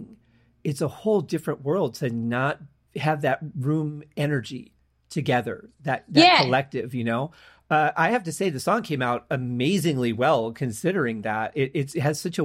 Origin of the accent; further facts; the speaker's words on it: Michigan, United States; moved away; I grew up in Michigan